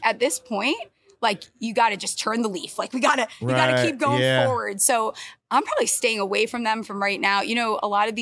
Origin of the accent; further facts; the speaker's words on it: Fairfield County, Connecticut, United States; moved away as an adult; now in Michigan, United States; I'm from Connecticut